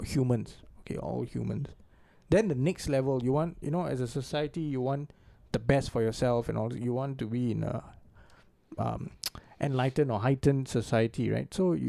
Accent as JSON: {"language": "English", "country": "Singapore", "said": "as a Singaporean Indian"}